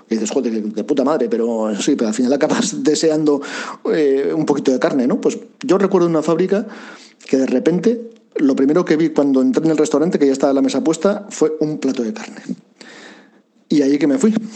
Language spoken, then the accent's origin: Spanish; Basauri, Basque Country, Spain; yo soy un chavalito de Basauri